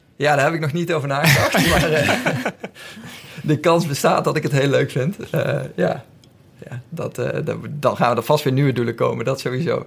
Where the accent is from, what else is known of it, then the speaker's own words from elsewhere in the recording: Lent, Gelderland, Netherlands; moved away as an adult; now in Amsterdam, Netherlands; Ik heb altijd gevoetbald in, in de buurt van Nijmegen, waar ik vandaan kom, in Lent